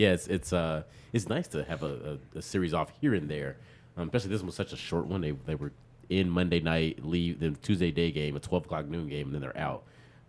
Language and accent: English; Chicago, Illinois, United States; moved away as an adult; also born or lived in New York; now in Washington, D.C., United States; Grew up in Chicago and went to school in Chicago at the University of Illinois.